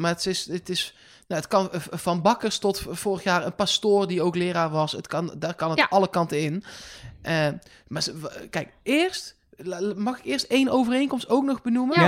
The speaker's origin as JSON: {"language": "Dutch", "country": "Netherlands", "said": "wij als Nederlanders"}